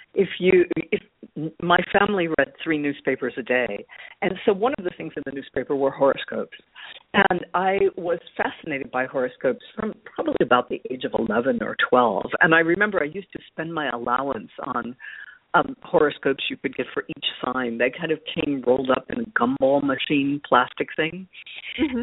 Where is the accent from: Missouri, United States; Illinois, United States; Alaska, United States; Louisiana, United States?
Illinois, United States; Chicago; now in Paris, France; I grew up in Chicago on uh, the well, on the northwest side of the city